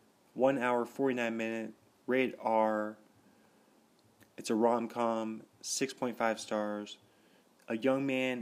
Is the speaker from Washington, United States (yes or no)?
yes; Seattle area, Washington, United States; born or raised there